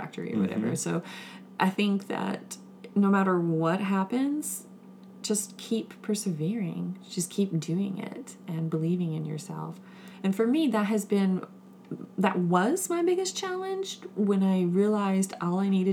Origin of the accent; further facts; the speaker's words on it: Winston-Salem, North Carolina, United States; I'm from Winston-Salem, North Carolina